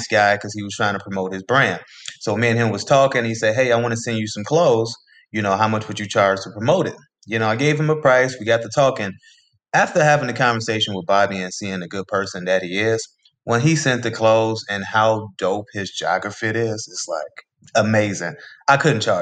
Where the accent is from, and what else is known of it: Chicago, Illinois, United States; born or raised there